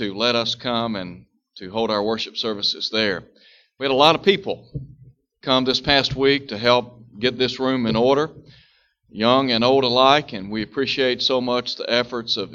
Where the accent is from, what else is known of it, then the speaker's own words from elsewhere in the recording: United States; we are citizens in the United States of America